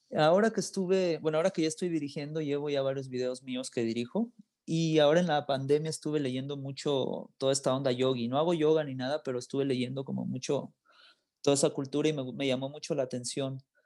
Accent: Los Angeles, California, United States; also born or lived in Guadalajara, Mexico; now in Mexico; Yo nací en Guadalajara, pero me crié en Los Ángeles.

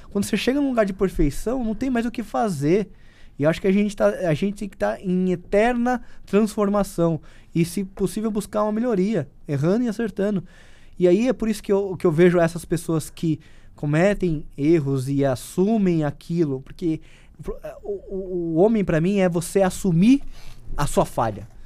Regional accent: São Paulo, Brazil; Eu não sou, não, não, não tenho cara de nordestino, sou paulista, mas a minha alma, é, ela é, é, é, do Nordeste

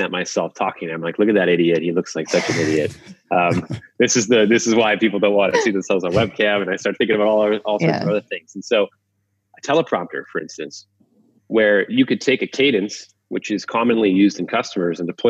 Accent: Waterloo, Ontario, Canada; BlackBerry was invented in my hometown and where our HQ is

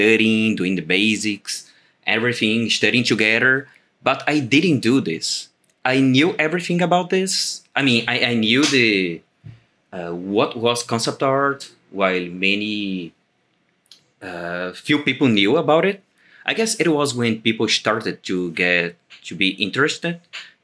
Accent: Brazil; I am an illustrator from Brazil

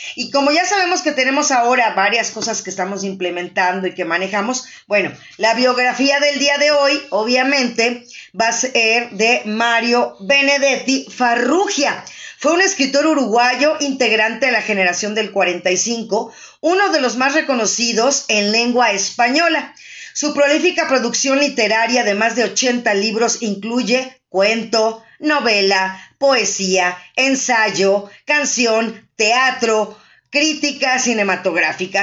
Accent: Mexico; como mexicanos

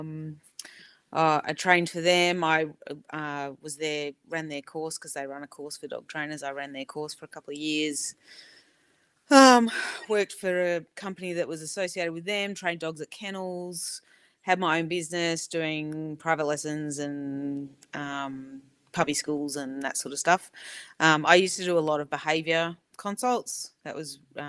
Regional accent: Melbourne, Victoria, Australia; moved away; I grew up in Melbourne

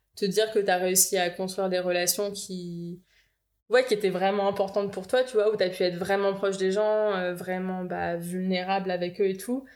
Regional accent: Eaubonne, Île-de-France, France; moved away as an adult; also born or lived in Boulder, Colorado, United States; j'ai grandi dans le Val d'Oise, à Aubonne

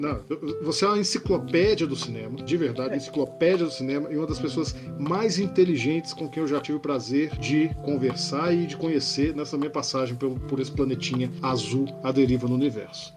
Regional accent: Brazil; nós falamos em português, somos brasileiros

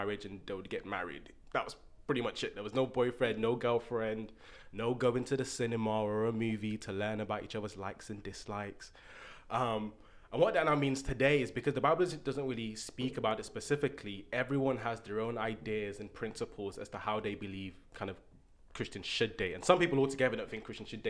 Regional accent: Birmingham, West Midlands, United Kingdom; now in Manchester, United Kingdom; I'm from Birmingham, 0121, Berms on my back, the West Midlands. I live in Manchester now

